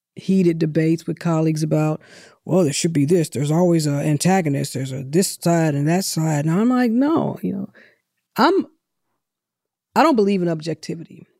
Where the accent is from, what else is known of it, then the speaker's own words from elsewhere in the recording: St. Louis, Missouri, United States; now in Atlanta, United States; I'm from Saint Louis.